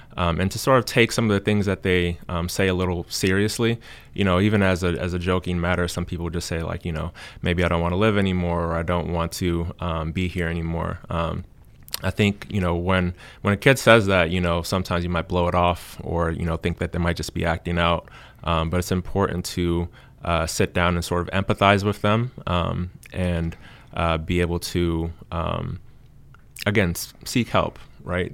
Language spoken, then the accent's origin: English; Cincinnati, Ohio, United States; moved away as an adult; now in Du Bois, United States; I'm originally from Cincinnati, Ohio